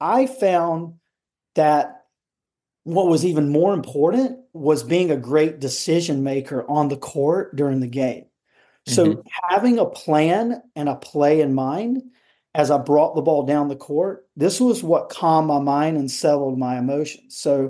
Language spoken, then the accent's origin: English; Cary, North Carolina, United States; college tennis at North Carolina State here in Raleigh, North Carolina. And that's where we're from Cary.